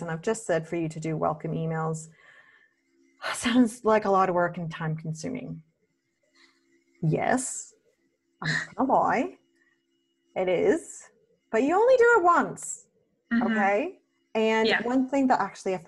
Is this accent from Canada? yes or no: yes; Canada; now in Australia; I'm Canadian who lives in Australia